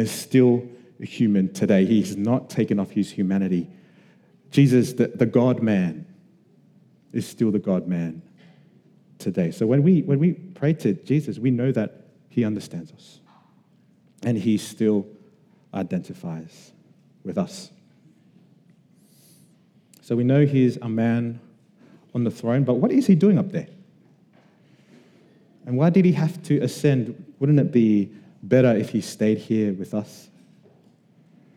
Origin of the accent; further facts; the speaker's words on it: Sydney, New South Wales, Australia; we were Samoan kids growing up in Western Sydney